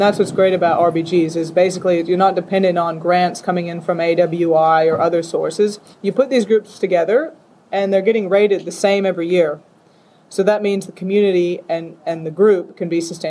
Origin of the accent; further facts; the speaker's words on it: Salinas, California, United States; moved away as an adult; also born or lived in Pilbara, Western Australia; now in Western Australia, Australia; I'm from Salinas, California, where we grow lots of lettuce